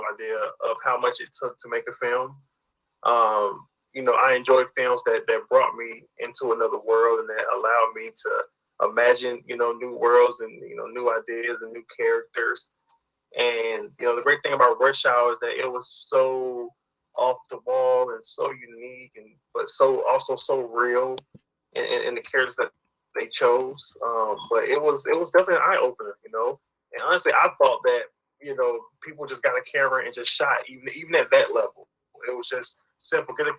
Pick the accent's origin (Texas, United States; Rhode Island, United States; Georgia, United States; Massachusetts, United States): Georgia, United States; Albany; also born or lived in Atlanta, Georgia; I'm Georgia born. More specifically, I grew up in a small city called Albany, Georgia